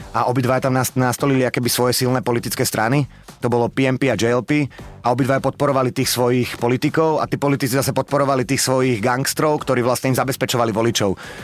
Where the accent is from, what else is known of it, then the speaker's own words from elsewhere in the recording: Bratislava, Bratislava Region, Slovakia; ja som z Petržalky